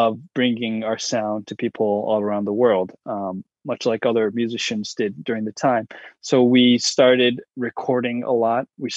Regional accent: United States; I'm American, Japanese-American, and I didn't grow up in Japan

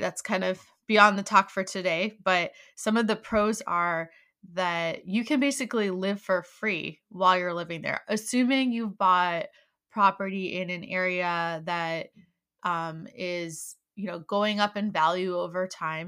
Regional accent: Maryland, United States; now in Virginia, United States; I'm actually originally from Maryland, and my family lives there.

